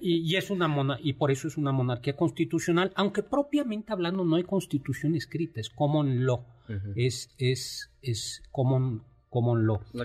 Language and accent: Spanish; Mexico; nosotros somos mexicanos